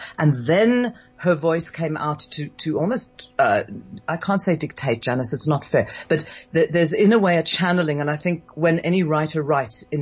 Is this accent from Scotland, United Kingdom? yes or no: yes; Scotland, United Kingdom; now in South Africa; I wasn't raised in South Africa. I was raised in Scotland